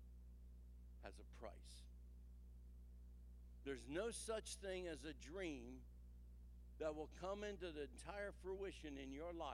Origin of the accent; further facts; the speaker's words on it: New Jersey, United States; I come from New Jersey